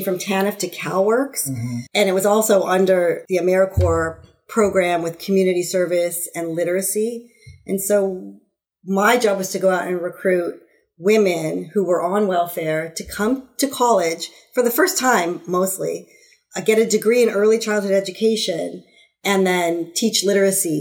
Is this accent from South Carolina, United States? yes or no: no; Los Angeles, California, United States; born and raised in Southern California in the Los Angeles area. I grew up in the San Fernando Valley